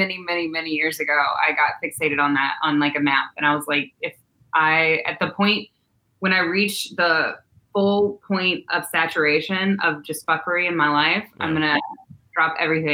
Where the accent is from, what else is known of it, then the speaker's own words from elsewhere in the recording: Dry Fork, Virginia, United States; The town is called Dry Fork.